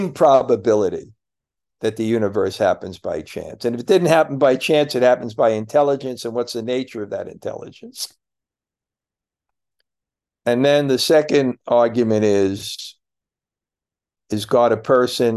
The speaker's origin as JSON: {"language": "English", "country": "United States", "moved": "yes", "said": "I'm American"}